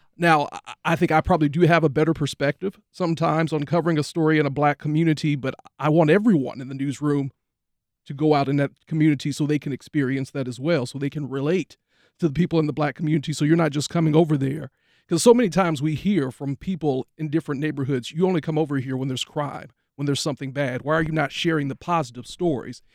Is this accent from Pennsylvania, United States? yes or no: no; Tyler, Texas, United States; moved away as an adult; now in Jacksonville, United States; worked for a C B S affiliate in my hometown, actually, of Tyler, Texas